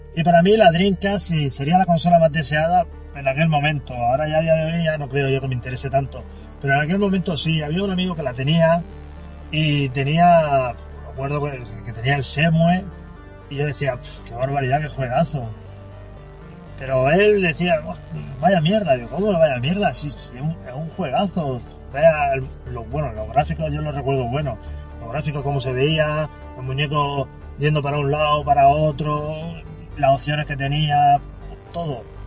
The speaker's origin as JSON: {"language": "Spanish", "town": "Cartagena", "region": "Region of Murcia", "country": "Spain", "said": "Yo soy de Cartagena también, vivo en la zona de Barrio Peral"}